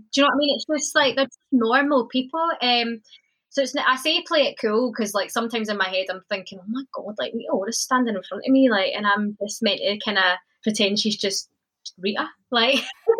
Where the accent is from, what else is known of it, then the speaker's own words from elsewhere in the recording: Scotland, United Kingdom; moved away; I honestly am the proudest Scottish person ever.